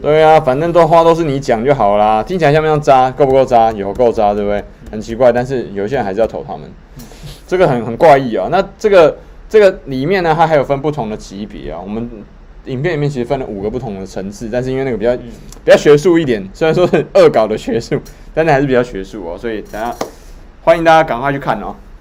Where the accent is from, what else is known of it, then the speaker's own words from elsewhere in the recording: Taiwan; 我们都是台湾人